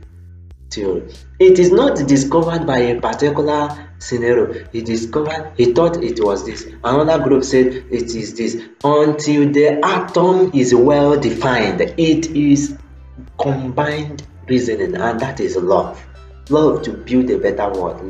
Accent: Nigeria; as an African man, as a Nigerian

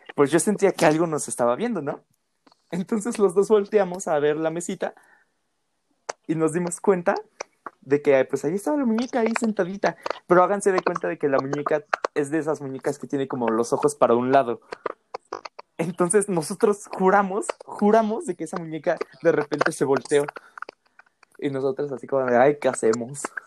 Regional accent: Mexico; como buena familia mexicana

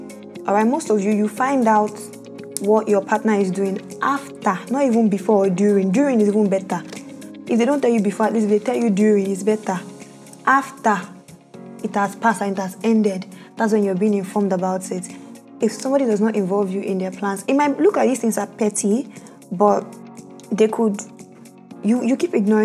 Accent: Bayelsa, Nigeria; Bayelsa is my home state

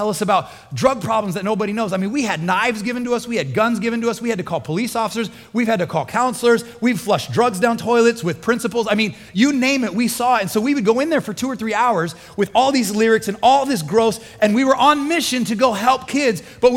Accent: Midwest, United States; moved away; I grew up in the Midwest and it would rain a lot in the spring

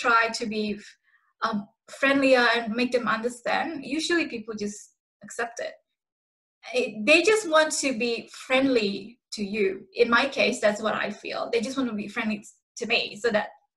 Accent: Indonesia; now in Australia; I come from Indonesia

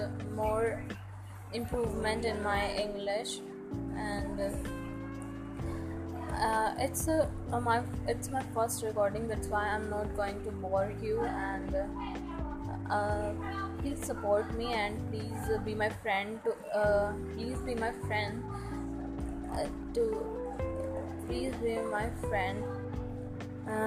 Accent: Noida, Uttar Pradesh, India; English is a second language; I am from Noida

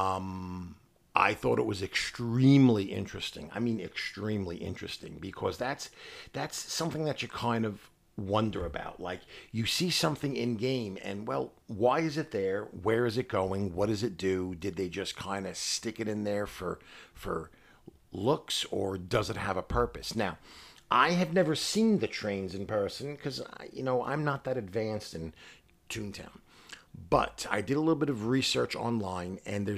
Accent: New York City, New York, United States; We're from New York City.

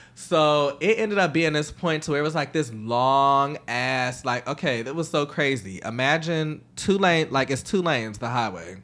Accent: the South, United States; I'm from the South

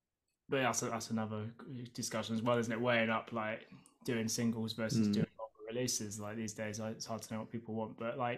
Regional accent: Guildford, South East England, United Kingdom; Yeah, I mean we're from Brighton and I grew up

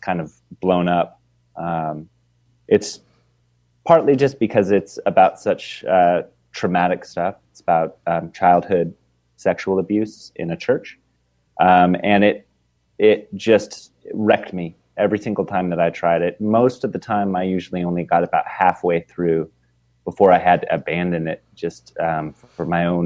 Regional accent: Portland, Oregon, United States; moved away as an adult; also born or lived in New York; now in Seattle, United States; I grew up in Portland, Oregon

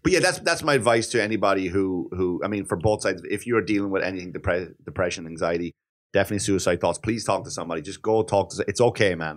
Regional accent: Wexford, Leinster, Ireland; moved away; in Wexford, my hometown

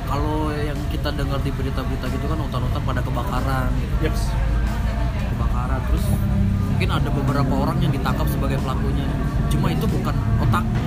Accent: Jakarta, Indonesia; moved away as an adult; now in Bekasi, Indonesia; anak metropolitan banget Jakarta Selatan

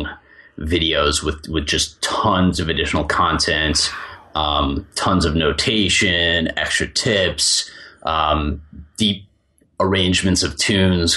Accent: Chicago, Illinois, United States; I grew up in Chicago

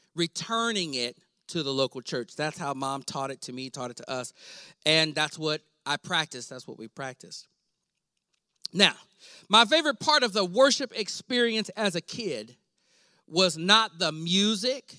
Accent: Weatherford, Texas, United States; I grew up in Weatherford, Texas, a small town

